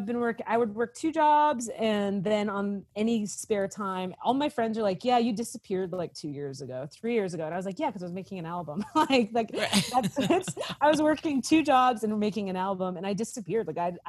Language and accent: English; East Coast, United States; growing up on the East Coast and the West Coast, coming to the South, it's just like, I have grown up, as an other my whole life.